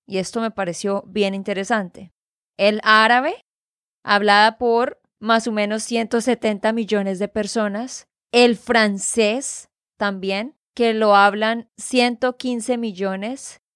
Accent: Santander, Colombia; de Santander, Colombia

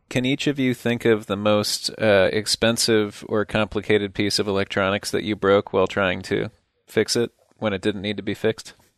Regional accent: Midwest, United States; Midwestern Viking

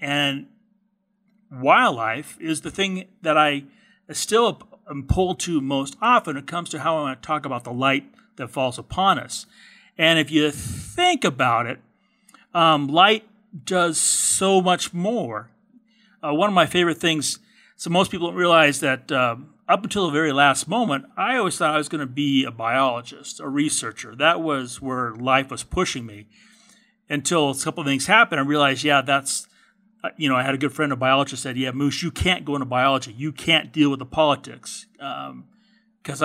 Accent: California, United States; Actually, I'm a fourth generation Californian. And where I was born and raise

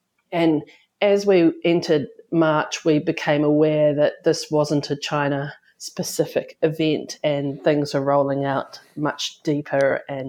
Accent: New Zealand; moved away as an adult; also born or lived in United Kingdom; now in Nelson, New Zealand; I'm a Kiwi by birth, but I've lived overseas, mainly in the United Kingdom. And I was very lucky to be able to return back to New Zealand in 2012 to come back to this beautiful town of Nelson, where I now live

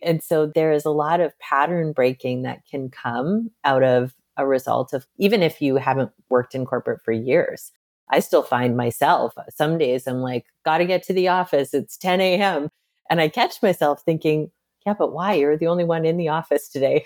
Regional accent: Midwest, United States; I'm from the Midwest

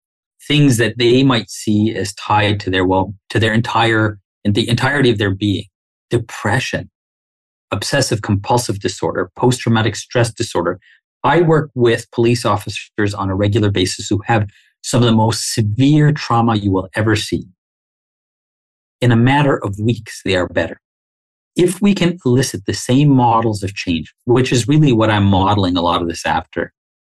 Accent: Canada; Like, I don't know another way of being Canadian than being a Muslim, right?

